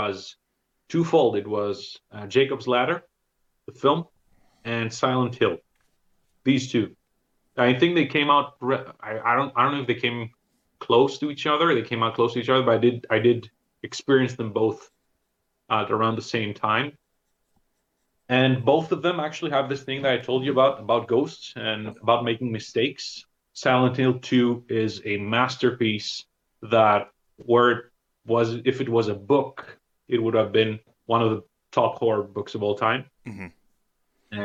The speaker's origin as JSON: {"language": "English", "country": "Greece", "tie": "born or raised there", "also_born_or_lived": "Thessaloniki", "said": "growing up in Greece"}